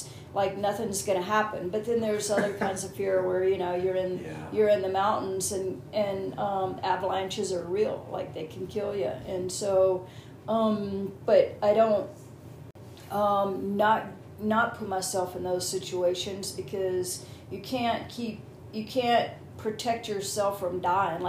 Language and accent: English; Southeast, United States; I'm from the Southeast. I think it's called the Bible Belt.